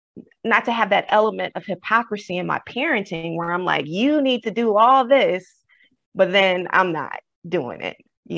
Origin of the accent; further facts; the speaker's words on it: the South, United States; I'm from the South originally, my family.